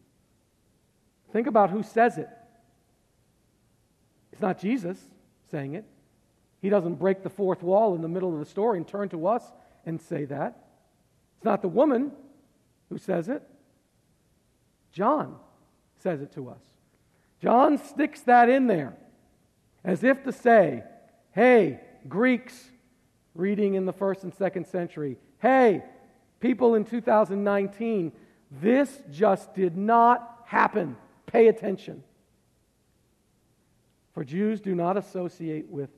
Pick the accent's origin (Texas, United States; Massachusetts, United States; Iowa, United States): Massachusetts, United States; moved away; I'm from Massachusetts and everybody's Catholic up there